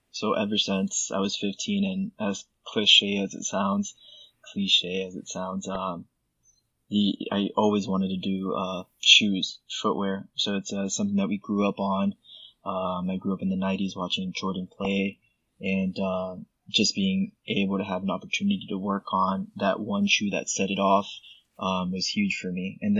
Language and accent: English; Puerto Rico; born there; My parents being Puerto Rican, I was born in Puerto Rico